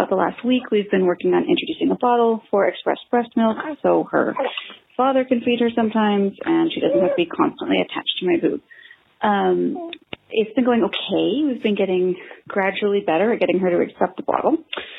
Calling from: Victoria, British Columbia, Canada; I'm calling from Victoria, British Columbia

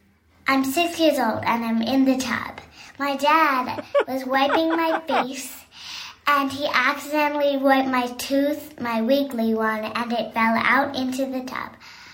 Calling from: New York City, New York, United States; I'm calling from Brooklyn

